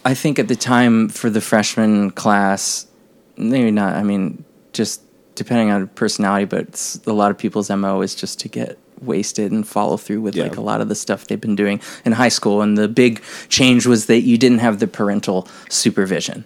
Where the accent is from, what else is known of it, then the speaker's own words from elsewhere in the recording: Maryland, United States; moved away; my home state of Maryland